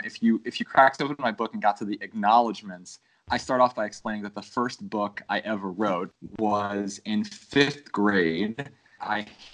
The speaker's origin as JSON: {"language": "English", "region": "Florida", "country": "United States", "moved": "as an adult", "said": "I am from Florida originally"}